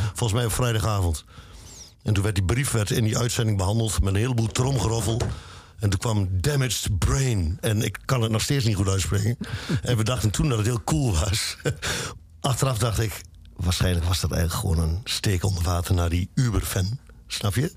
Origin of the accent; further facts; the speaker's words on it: Luttenberg, Overijssel, Netherlands; ik kom uit Luttenberg, dat is een klein dorpje.